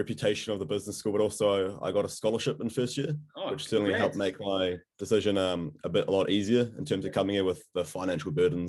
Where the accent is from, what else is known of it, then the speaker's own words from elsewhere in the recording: Hamilton, Waikato, New Zealand; moved away as an adult; also born or lived in Surrey, England; now in Dunedin, New Zealand; So I'm from Hamilton, so I've lived there my entire life, but I took a gap year out of school. Yeah. So I actually lived in England for a year before I came to Otago